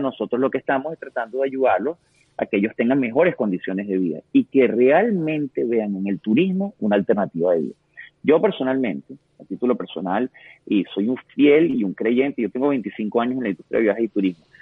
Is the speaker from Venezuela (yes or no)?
yes; Venezuela; nosotros todos, como venezolanos